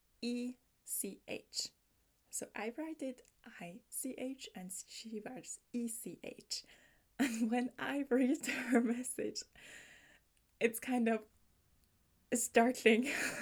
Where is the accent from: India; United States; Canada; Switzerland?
Switzerland; accent: Swiss dialect colored English; first language Swiss German; English is a second language; I am speaking a Swiss dialect English, like a Swiss dialect colored English